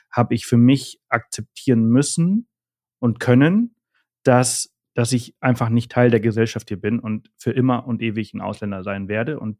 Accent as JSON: {"language": "German", "country": "Germany", "lives_now": "Spain", "said": "ich würde, ich würde sagen, dass ich heute mehr Deutsch bin als Spanier."}